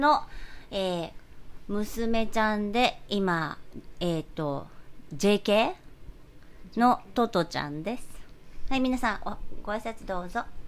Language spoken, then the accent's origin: Japanese; Kyushu, Japan; moved away as an adult; now in New York, United States; 里帰り中